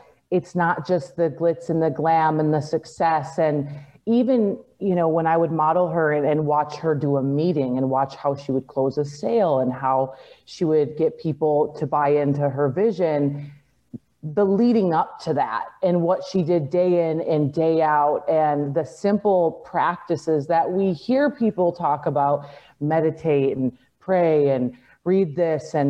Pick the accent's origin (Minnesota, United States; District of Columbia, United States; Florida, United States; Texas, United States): Minnesota, United States; I grew up in the Midwest, so I lived in Minnesota